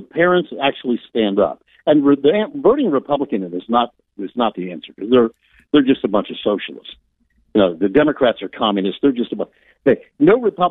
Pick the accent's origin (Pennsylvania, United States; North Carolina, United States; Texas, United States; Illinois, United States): Pennsylvania, United States; Philadelphia; I'm from Philadelphia